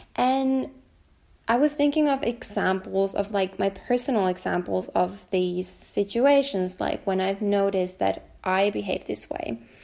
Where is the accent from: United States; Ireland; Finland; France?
Finland; also born or lived in Helsinki, Finland; I'm talking from Finland, um, from Helsinki, Finland